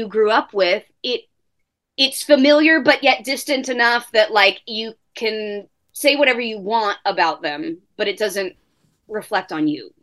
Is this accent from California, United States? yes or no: yes; Orange County, California, United States; I grew up in Orange County, again, in a nice neighborhood